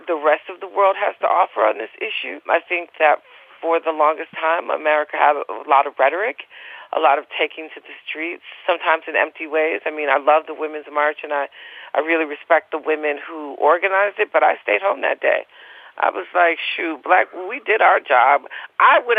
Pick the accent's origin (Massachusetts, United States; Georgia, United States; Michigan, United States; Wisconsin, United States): Michigan, United States; Detroit; I'm from Detroit